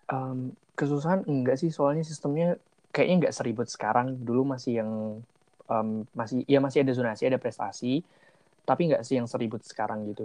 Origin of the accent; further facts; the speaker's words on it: Wonogiri, Central Java, Indonesia; uh, aku dari Wonogiri